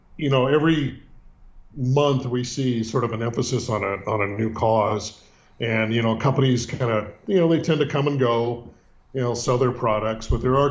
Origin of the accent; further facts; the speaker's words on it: San Francisco, California, United States; Born and raised in Northern California, which is much different than Southern California and San Diego. Born in the city. And, if you know anything about the city, San Francisco, you'll know that it's deep, deep, deep, deep blue